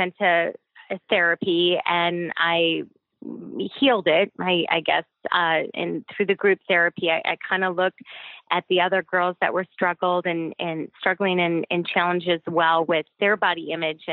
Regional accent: Chicago, Illinois, United States; I'm originally from Chicago, Southwest suburb

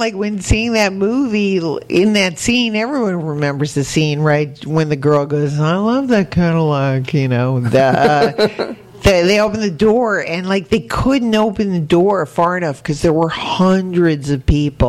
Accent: Connecticut, United States; moved away; I was from Connecticut.

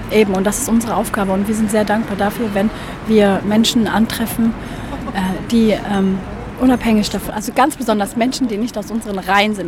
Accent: Berlin, Germany; in der Gegend, wo ich aufgewachsen bin und wo ich auch momentan lebe

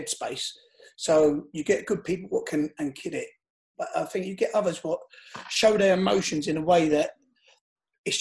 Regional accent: London, United Kingdom; I live in Shepherd's Bush. I'm from Shepherd's Bush

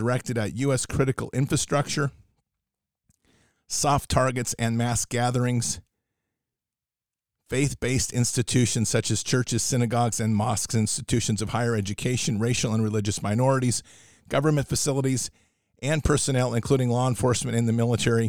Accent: United States; as Americans

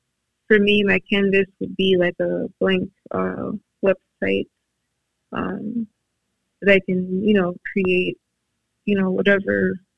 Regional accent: Madison, Wisconsin, United States; born or raised there

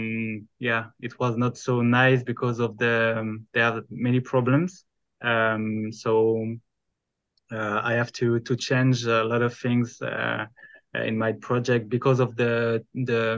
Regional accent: the middle of France, central France, France; English is a second language; I'm French. I come from France, the middle of France

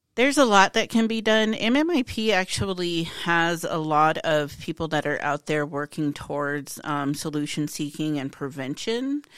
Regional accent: Hardin, Montana, United States; I'm from Hardin.

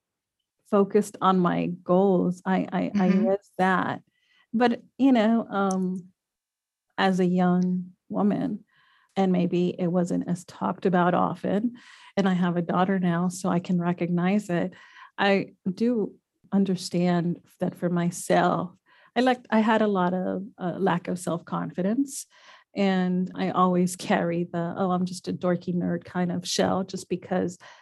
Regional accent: Laredo, Texas, United States; moved away as an adult; also born or lived in Austin, Texas / San Diego, California; now in San Antonio, United States; I love my youth, my growing up in Laredo

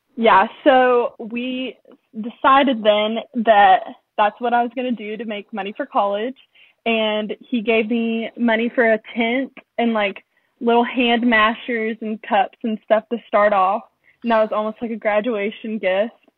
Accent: Owensboro, Kentucky, United States; moved away as an adult; I'm from Owensboro, Kentucky, a small town in western Kentucky, and I'm 19.

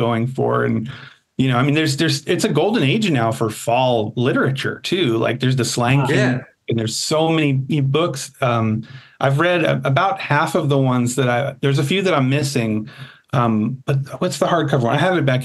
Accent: United States; I'm American

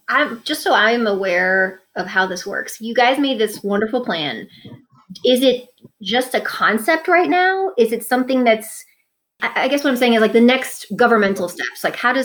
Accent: New York, United States; moved away as an adult; now in Atlanta, United States; Where I grew up in New York was very blue collar working class. And when I moved to Atlanta 15 years now

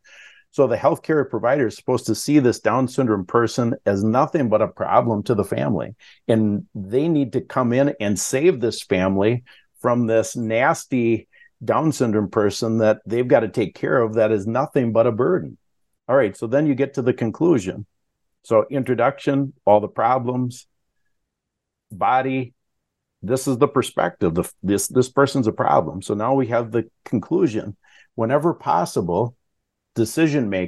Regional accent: Wisconsin, United States; I'm from Wisconsin

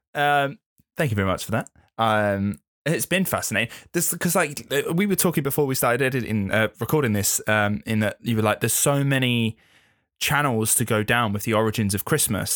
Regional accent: England, United Kingdom; being English

